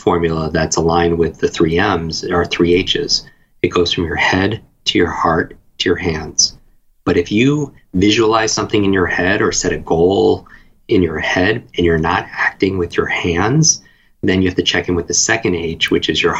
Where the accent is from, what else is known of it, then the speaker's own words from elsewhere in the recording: Northeast, United States; I grew up in the Northeast.